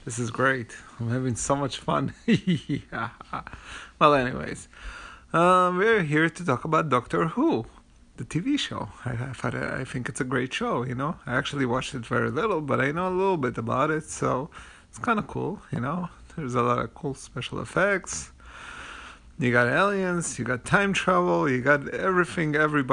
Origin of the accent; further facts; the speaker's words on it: United States; As an American